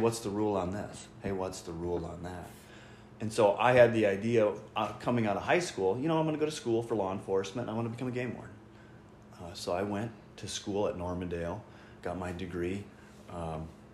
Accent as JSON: {"language": "English", "town": "Belle Plaine", "region": "Minnesota", "country": "United States", "tie": "born or raised there", "said": "I'm a local person. I grew up in Belle Plaine."}